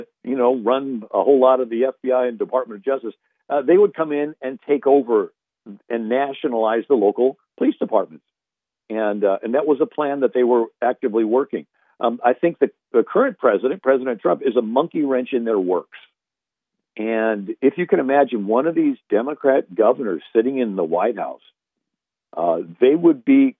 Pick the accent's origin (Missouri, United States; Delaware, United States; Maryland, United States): Missouri, United States; St. Louis; moved away; I'm originally from St. Louis, 30 miles from Ferguson